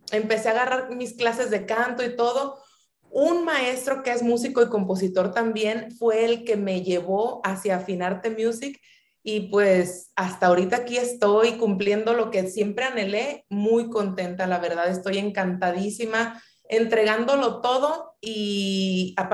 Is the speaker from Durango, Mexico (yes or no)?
no; Guadalajara, Jalisco, Mexico; now in Sinaloa, Mexico; nací en Guadalajara, Jalisco. Mi madre es de aquí de Culiacán, Sinaloa.